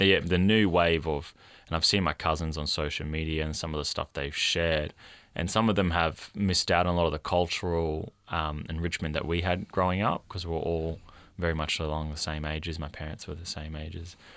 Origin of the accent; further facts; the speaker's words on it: Australia; I identify as Indigenous Australian